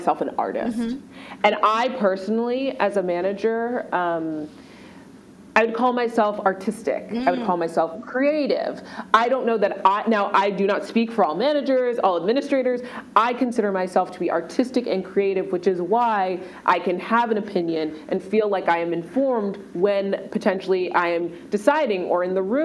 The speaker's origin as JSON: {"language": "English", "region": "Maryland", "country": "United States", "tie": "born or raised there", "also_born_or_lived": "Washington, D.C.", "moved": "as an adult", "lives_now": "New York, United States", "said": "I grew up in Maryland"}